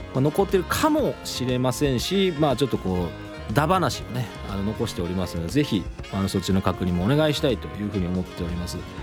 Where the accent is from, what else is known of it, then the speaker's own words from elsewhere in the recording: Kochi, Japan; moved away; 田舎高知に帰った時